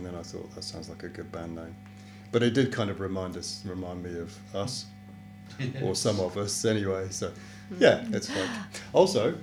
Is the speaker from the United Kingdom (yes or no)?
yes; Devon, South West England, United Kingdom; moved away; I come from Devon, so I literally come from just up the road from where Nick's from